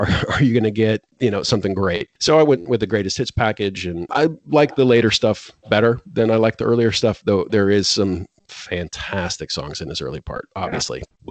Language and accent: English; United States; I'm an American